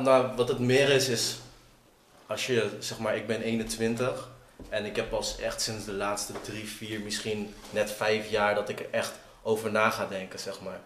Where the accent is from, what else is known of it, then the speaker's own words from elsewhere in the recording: Assen, Drenthe, Netherlands; kom uit Assen.